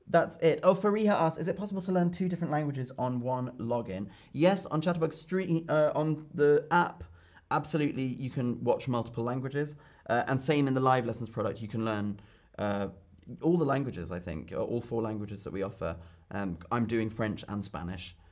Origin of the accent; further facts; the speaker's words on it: London, United Kingdom; I'm from London, but my mum is German. So that's why I speak German and I feel German. I'm half German, half British